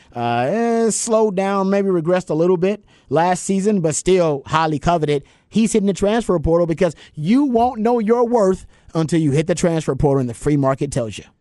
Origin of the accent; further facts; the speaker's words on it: Houston, Texas, United States; now in Austin, United States; I'm from Houston